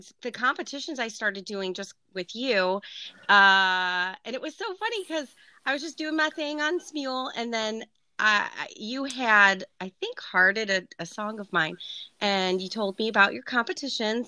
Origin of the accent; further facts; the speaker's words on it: Ohio, United States; I am from Ohio, been born and raised here